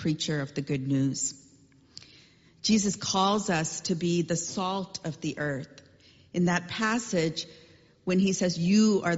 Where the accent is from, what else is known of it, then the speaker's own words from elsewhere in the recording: Chennai, Tamil Nadu, India; As a kid growing up in India, I remember our street in Chennai.